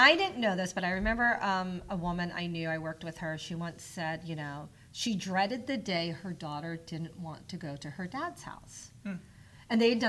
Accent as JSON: {"language": "English", "region": "the South", "country": "United States", "tie": "born or raised there", "said": "I grew up in the South, and we were Southern Baptists."}